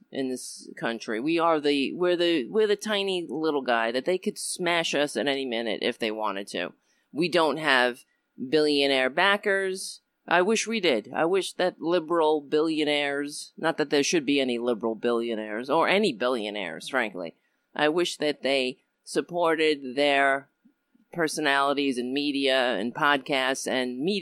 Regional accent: New York City, New York, United States; I was born in Brooklyn, New York

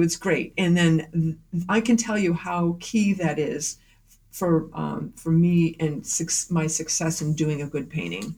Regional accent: Millers Falls, Massachusetts, United States; now in Northampton, New Hampshire; I grew up in Western Massachusetts in a small town called Miller's Falls

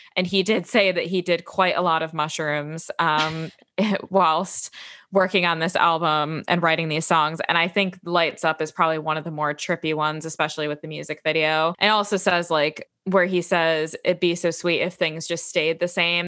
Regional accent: Chicago, Illinois, United States; growing up in Chicago

